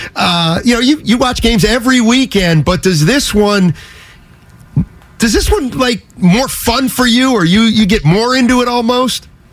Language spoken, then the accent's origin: English; Reading, Pennsylvania, United States; now in San Francisco, United States; I'm from Reading, Pennsylvania